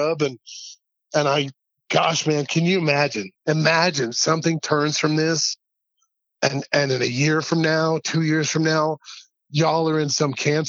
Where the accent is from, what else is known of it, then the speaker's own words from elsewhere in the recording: Red Bank, Tennessee, United States; also born or lived in Chattanooga, Tennessee; now in Albuquerque, United States; I love Chattanooga. I love Red Bank. I'm so thankful that I got to grow up in that part of the country